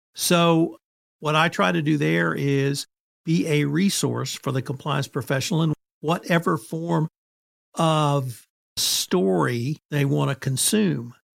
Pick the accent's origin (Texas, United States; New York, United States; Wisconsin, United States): Texas, United States; Kerrville; I started making presentations in my hometown, which is Kerrville, Texas